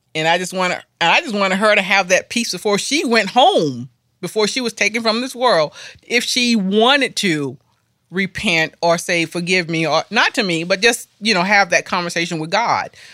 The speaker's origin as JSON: {"language": "English", "region": "Florida", "country": "United States", "moved": "yes", "lives_now": "Asheville, United States", "said": "I am from Florida"}